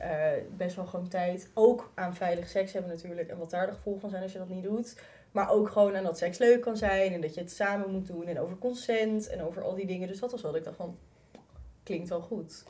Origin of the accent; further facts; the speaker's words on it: Utrecht, Netherlands; Ik kom zelf uit Utrecht. Ik heb in school gezeten